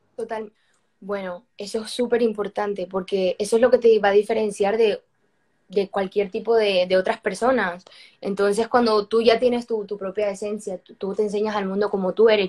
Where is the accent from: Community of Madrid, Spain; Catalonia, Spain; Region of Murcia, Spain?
Community of Madrid, Spain; Madrid; now in Miami, United States; Soy española cubana porque yo nací en Madrid, igual que mis hermanas, pero mi familia, em, esto, todo el mundo es cubano